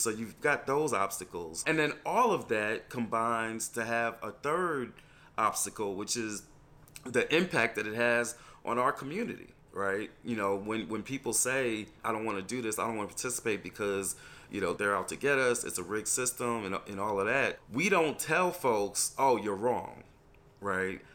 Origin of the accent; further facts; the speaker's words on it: New York, United States; moved away as an adult; also born or lived in Selma, Alabama; I'm from New York originally.